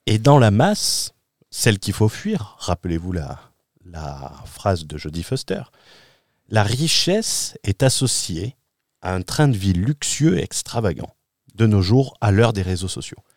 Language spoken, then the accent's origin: French; France; moved away as an adult; mon retour en France je rentre en France d'une expatriation